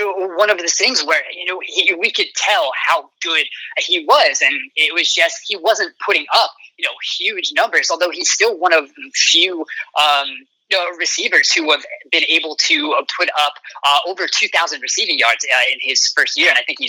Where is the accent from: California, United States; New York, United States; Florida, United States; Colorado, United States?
New York, United States; New York area, United States; I'm from the New York area